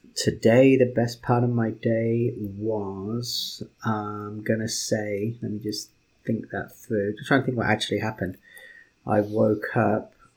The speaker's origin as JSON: {"language": "English", "country": "United Kingdom", "said": "I'm British"}